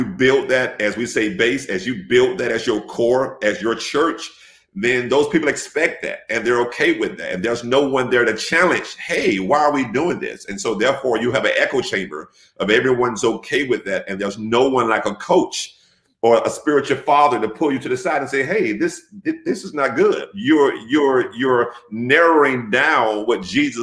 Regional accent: Jacksonville, Florida, United States; moved away as an adult; also born or lived in Miami, Florida; now in Savannah, United States; I was born and raised in Jacksonville for the most part. I relocated to Miami, Florida in about 93 to finish high school and then moved back to Jacksonville in 96.

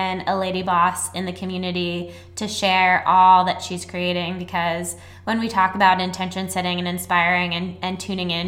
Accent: Annapolis, Maryland, United States; I'm from nice, preppy Annapolis.

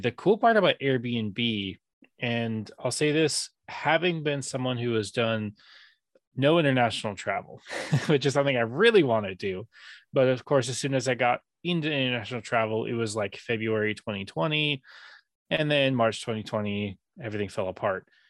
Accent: San Diego, California, United States; also born or lived in Japan; growing up in San Diego

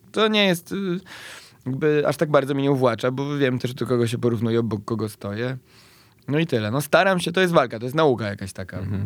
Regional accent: Bielsko-Biała, Silesian Voivodeship, Poland; pochodzę z Bielska-Białej, które jest stosunkowo blisko Wisły

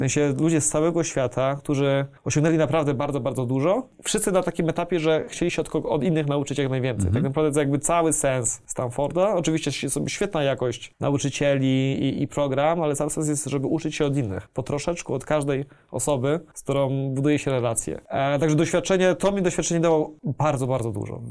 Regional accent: Poland; jestem z Polski

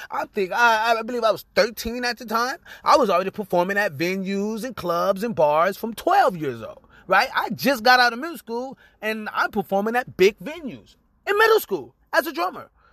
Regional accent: Lynwood, California, United States; I was born in Linwood, California

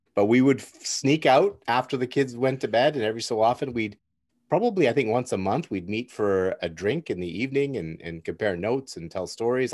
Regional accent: Burnaby, British Columbia, Canada; born or raised there

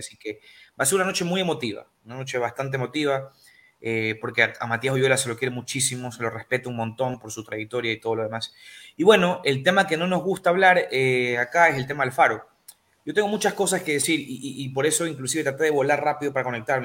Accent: Ecuador

